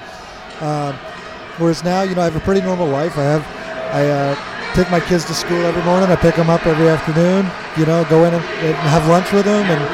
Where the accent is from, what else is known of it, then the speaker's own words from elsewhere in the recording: New England, United States; I grew up in New England